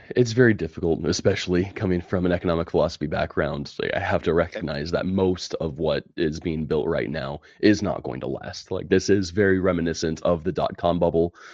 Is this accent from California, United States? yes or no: yes; California, United States; moved away as an adult; now in Alabama, United States; born and raised in California